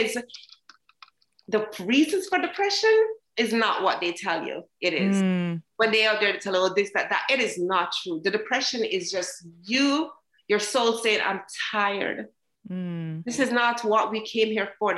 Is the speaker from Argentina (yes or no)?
no; Jamaica; now in United States; I came from Jamaica, very happy girl, very bold girl. And when I came to America